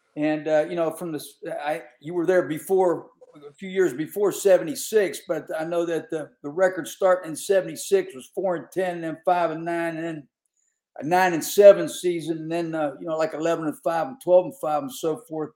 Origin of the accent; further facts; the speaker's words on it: Pittsburgh, Pennsylvania, United States; growing up around Pittsburgh